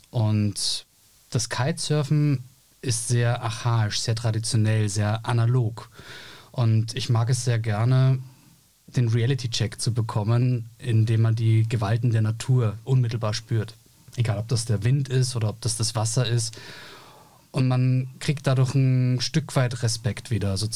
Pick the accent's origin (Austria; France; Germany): Austria; Ich bin Österreicher, aber das hast du ja sozusagen durch den Hinweis nach Graz äh, schon gesagt.